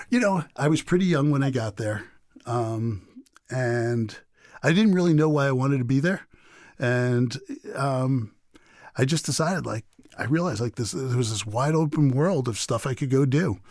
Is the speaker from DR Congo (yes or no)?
no; New York City, New York, United States; moved away; neighborhood I grew up in Queens